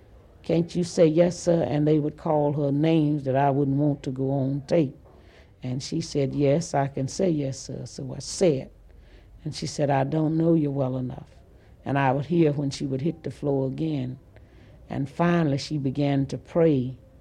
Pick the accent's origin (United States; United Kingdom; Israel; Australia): United States; Ruleville, Mississippi; And he asked me where I was from, and I told him I was from Ruleville.